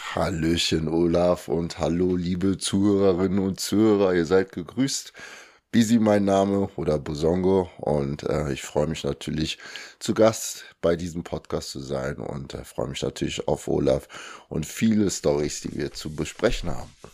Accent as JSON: {"language": "German", "country": "Germany", "tie": "born or raised there", "also_born_or_lived": "Kinshasa, Democratic Republic of the Congo", "said": "bin dann mit zwei Jahren nach Deutschland gekommen mit meinen Eltern und meinen Geschwistern. Und ja, seitdem bin ich halt in Deutschland"}